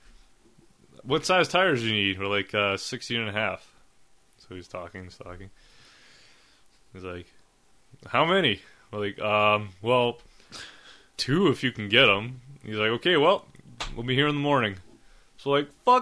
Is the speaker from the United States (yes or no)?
no; Winnipeg, Manitoba, Canada; we're from Winnipeg.